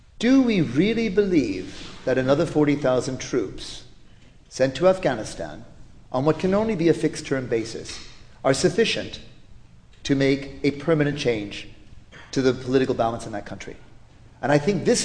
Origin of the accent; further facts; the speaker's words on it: United States; accent: American; I am an American